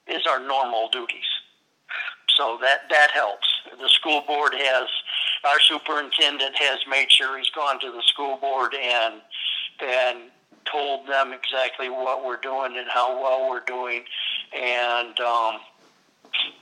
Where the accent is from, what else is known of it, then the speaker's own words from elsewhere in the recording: Berrien County, Michigan, United States; I grew up in Berrien County, which is right next to Cass County